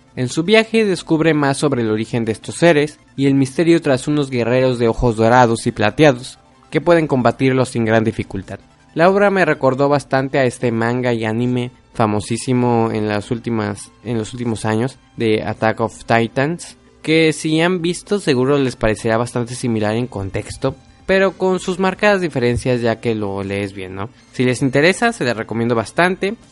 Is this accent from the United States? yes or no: no; Mexico; yo siendo mexicano